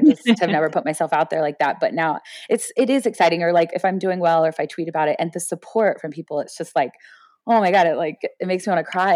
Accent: Florida, United States; I grew up in Florida

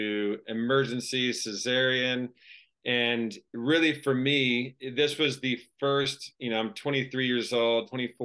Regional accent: Florida, United States; moved away as an adult; also born or lived in Australia / Montana; grew up in Florida

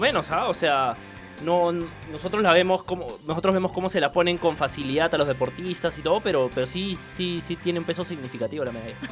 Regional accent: Peru; como periodista peruano

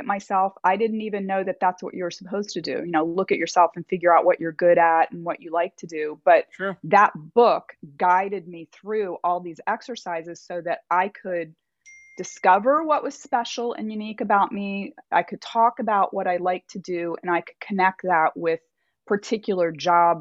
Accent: Maryland, United States; moved away; also born or lived in Delaware / Virginia; I'm from Maryland originally, but my family lived in Delaware

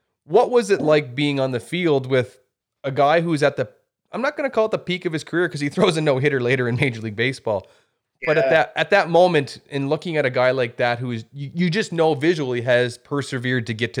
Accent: New Brunswick, Canada; moved away; I come from New Brunswick initially.

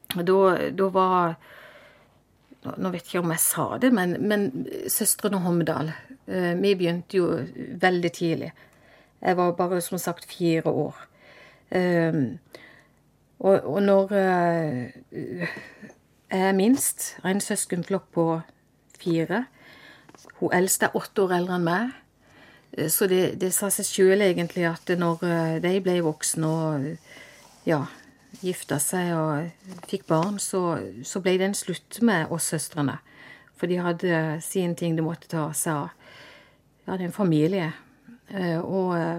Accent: Vennesla, Agder, Norway; also born or lived in Kristiansand; jeg er født i Kristiansand, og jeg vokste opp i Eikelandsdalen i Vennesla

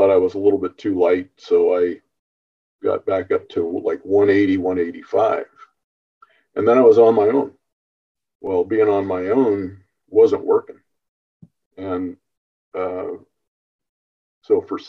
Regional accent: Northern California, United States; born and raised in Northern California

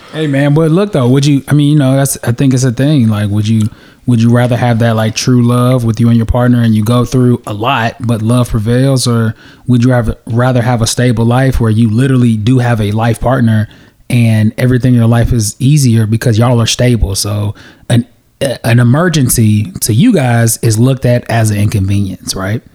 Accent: United States; also born or lived in Nigeria; my parents are direct immigrants of Nigeria. They came and had their children in America. We went back to Nigeria, went to the village, and then we came back to America

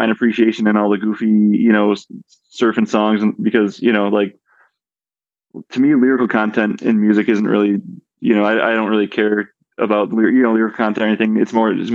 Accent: Buffalo, New York, United States; I'm from Buffalo

